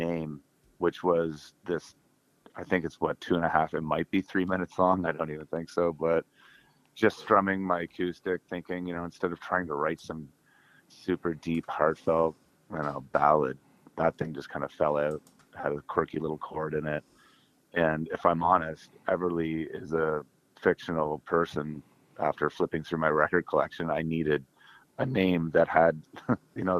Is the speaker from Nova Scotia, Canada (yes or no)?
no; Oshawa, Ontario, Canada; I was working on the air in my hometown of Oshawa, Ontario